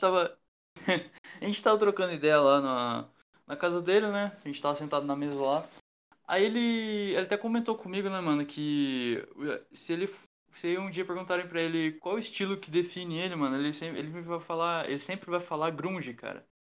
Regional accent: Mogi das Cruzes, São Paulo, Brazil; a gente é de Mogi das Cruzes

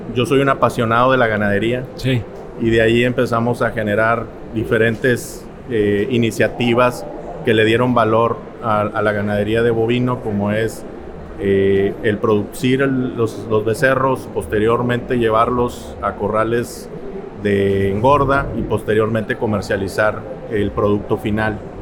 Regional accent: Monterrey, Nuevo León, Mexico; soy montano de nacimiento, de mamá tamaulipeca, de padre regiomontano. Crecí, estudié en Monterrey

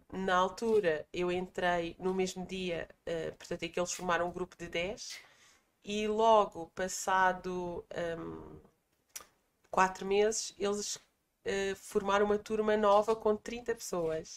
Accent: Palmela, Setúbal, Portugal; also born or lived in Greater Lisbon; eu sou natural de uma freguesia do Conceito de Palmela, portanto sou portuguesa

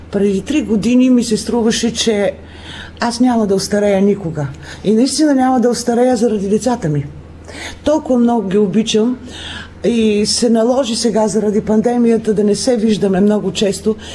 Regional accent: Bulgaria; До ние също отбелязваме този празник, защото сме българи.

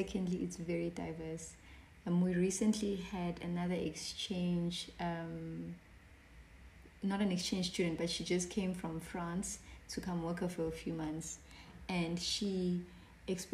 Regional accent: Johannesburg, Gauteng, South Africa; moved away as an adult; now in Pietermaritzburg, South Africa; I grew up in Johannesburg where it was very segregated

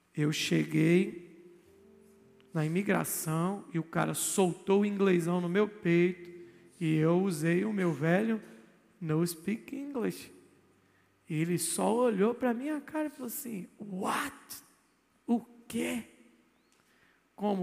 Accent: Brazil; eu sou brasileiro

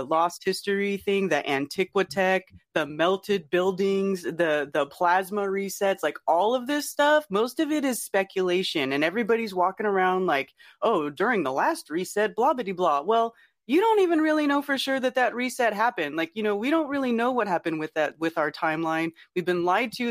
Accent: Northern California, United States; now in North Carolina, United States; I grew up in California, in Northern California, where Bigfoot got its name

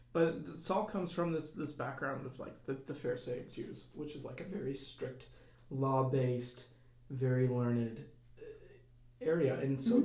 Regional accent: Auburn, Alabama, United States; moved away as an adult; now in Bloomington, United States; a part time parishioner here at Holy Trinity uh, since this is my hometown as well

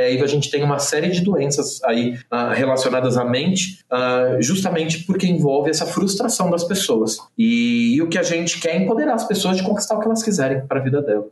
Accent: Santos, São Paulo, Brazil; eu sou santista, né, nascido, criado a vida inteira em Santos

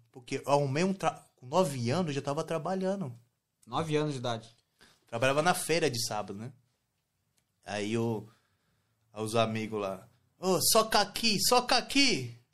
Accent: São Paulo, Brazil; eu sou do Brasil, eu sou da... Nasci na favela de Heliópolis, né? São, São

